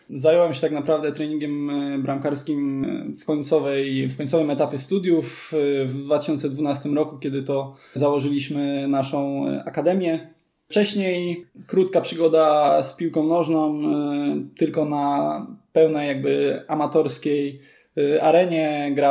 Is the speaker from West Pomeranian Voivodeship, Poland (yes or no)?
yes; Kołobrzeg, West Pomeranian Voivodeship, Poland; moved away as an adult; now in Wrocław, Poland; ja pochodzę z Kobrzegu i tam grałem w piłkę